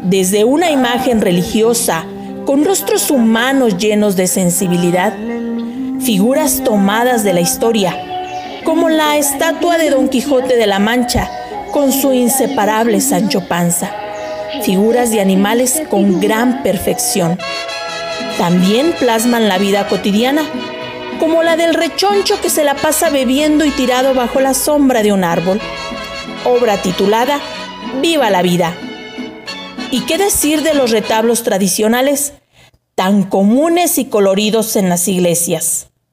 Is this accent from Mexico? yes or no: yes; Guanajuato, Mexico; also born or lived in Apaseo el Grande; nuestros artesanos guanajuatenses